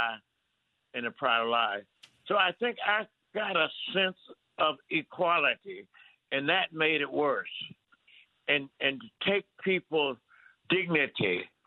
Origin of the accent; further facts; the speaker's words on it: Mississippi, United States; as a black person growing up in Mississippi